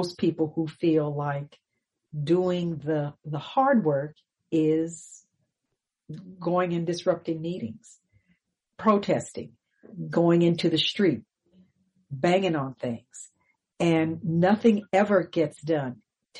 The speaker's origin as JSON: {"language": "English", "town": "Pasadena", "region": "California", "country": "United States", "tie": "born or raised there", "moved": "yes", "said": "we grew up in Pasadena"}